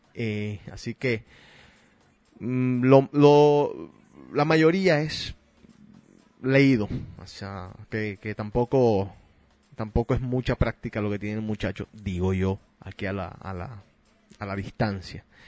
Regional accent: Argentina; moved away; En mi país le llamaban pastelero aquel que se cambiaba de equipos todo el tiempo

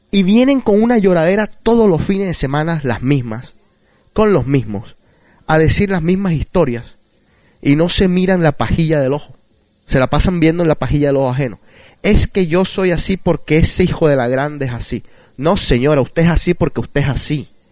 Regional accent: Barranquilla, Atlántico, Colombia; moved away; Esa es la ciudad donde yo nací, Barranquilla

